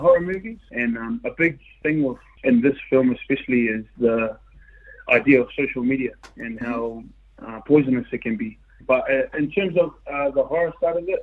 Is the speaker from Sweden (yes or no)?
no; Wellington, New Zealand; now in Australia; I was born and raised in Wellington, and now I currently live in Australia